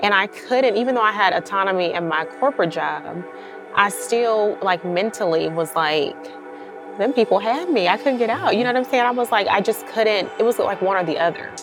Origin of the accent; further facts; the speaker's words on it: California, United States; moved away as an adult; now in Atlanta, United States; I'm from California originally